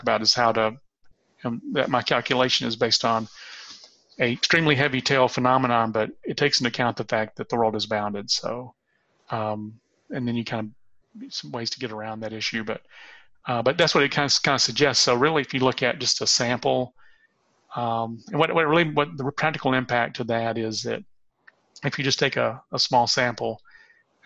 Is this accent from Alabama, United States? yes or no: yes; Gadsden, Alabama, United States; now in Tennessee, United States; I was born at the what was then the Holy Name of Jesus Hospital in Gadsden, Alabama